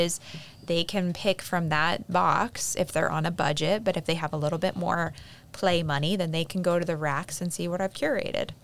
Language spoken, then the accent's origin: English; Pennsylvania, United States; moved away; in my hometown, there are actually factories that made different things.